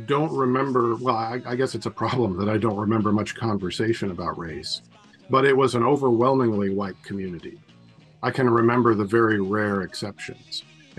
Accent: Portland, Oregon, United States; I grew up in Northeast Portland in a neighborhood, almost a suburban neighborhood, right on the edge of Northeast Portland.

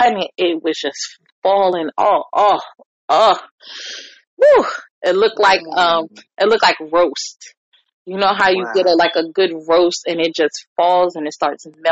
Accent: New York, United States; now in Virginia, United States; I'm a New Yorker

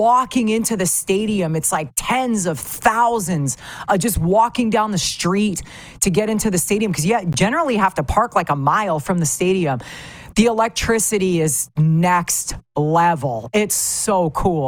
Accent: Saskatchewan, Canada; growing up in Saskatchewan

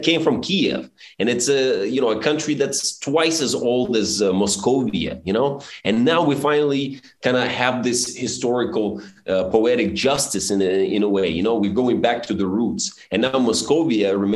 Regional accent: Belarus; moved away; also born or lived in Suzhou, China; when I was the only Belarusian most people knew in Suzhou

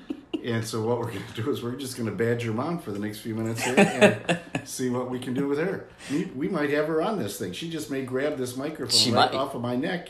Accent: Albany, New York, United States; born there; Well, actually, I was born in Albany, New York.

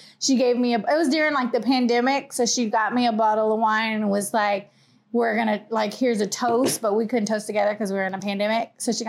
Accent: Texas, United States; because we're from Texas.

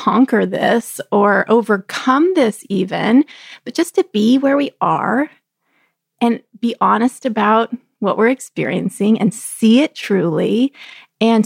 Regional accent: Texas, United States; growing up in Texas

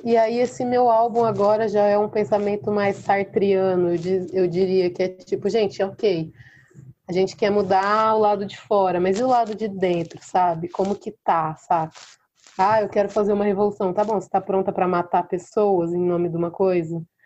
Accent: Mococa, São Paulo, Brazil; nasci em Mococa, interior de São Paulo

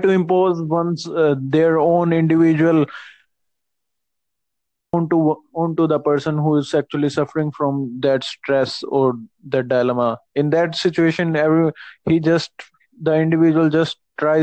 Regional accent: India; I'm from India.

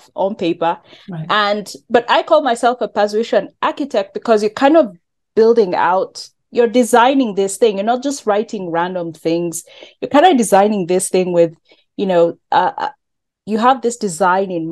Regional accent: Kenya; I'm from Kenya

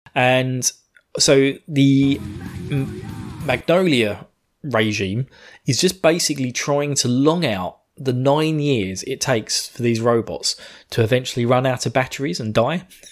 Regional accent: United Kingdom; I'm British.

